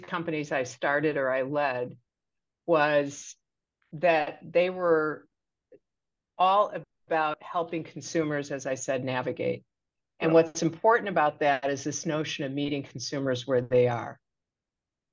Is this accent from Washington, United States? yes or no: no; Chicago, Illinois, United States; So I grew up in the south side of Chicago in Hyde Park, which is in the same community as the University of Chicago